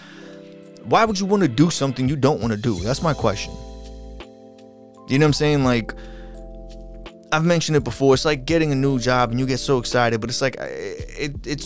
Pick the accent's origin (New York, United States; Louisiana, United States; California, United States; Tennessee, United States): New York, United States; Long Island; accent: New Yorkian Long Islandish; I'm from Long Island, New York.